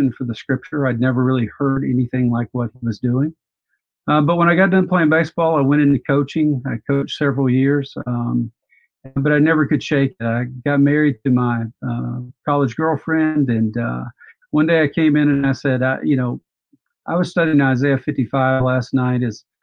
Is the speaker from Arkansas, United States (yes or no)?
no; Montgomery, Alabama, United States; I grew up in Montgomery, Alabama